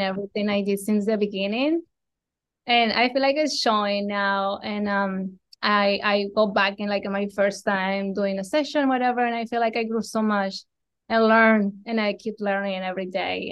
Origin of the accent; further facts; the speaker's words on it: Colombia; moved away as an adult; I am from Colombia. I was born, raised there.